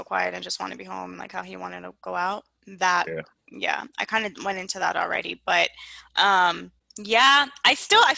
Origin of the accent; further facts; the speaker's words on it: South Florida, United States; I grew up in South Florida, and South Florida is very diverse